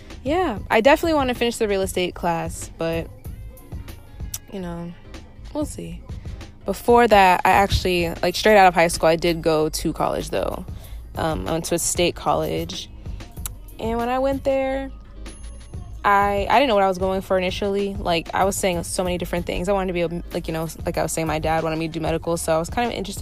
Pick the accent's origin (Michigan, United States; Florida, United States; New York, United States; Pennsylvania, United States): Florida, United States; Orlando; I'm from Orlando, Florida